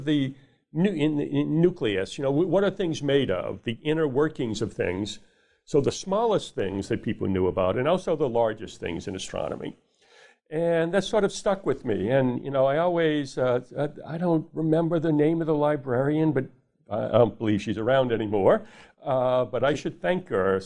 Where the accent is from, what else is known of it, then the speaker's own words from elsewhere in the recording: New Orleans, Louisiana, United States; I grew up in New Orleans, Louisiana